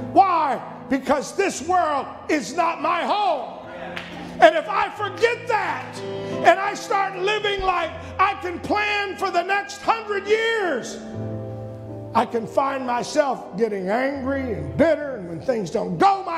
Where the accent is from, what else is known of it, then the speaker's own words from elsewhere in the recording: United States; I'm an American citizen